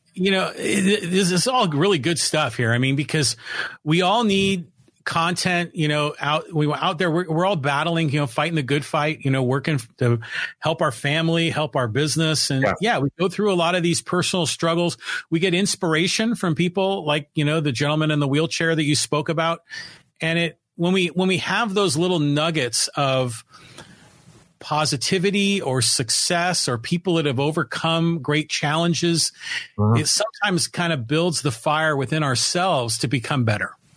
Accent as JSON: {"language": "English", "area": "San Francisco Bay Area", "region": "California", "country": "United States", "tie": "born or raised there", "moved": "as an adult", "lives_now": "San Diego, United States", "said": "I grew up in the San Francisco Bay Area"}